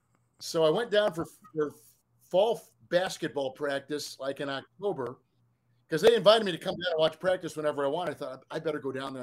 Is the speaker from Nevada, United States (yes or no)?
no; Wisconsin, United States; also born or lived in Green Bay, Wisconsin; now in Kansas City, United States; I'm a Midwest kid. I'm from Wisconsin and in Kansas City. Those are my homes.